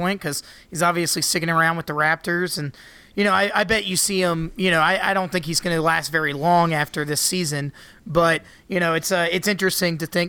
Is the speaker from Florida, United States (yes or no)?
yes; Jacksonville, Florida, United States; I'm from Jacksonville, Florida, which might as well be like the Florida redneck capital.